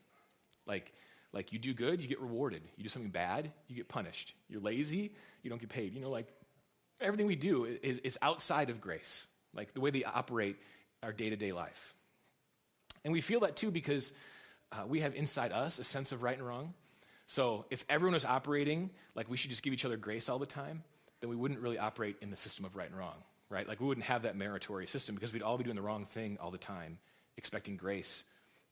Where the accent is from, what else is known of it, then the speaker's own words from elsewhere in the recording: United States; I'm an American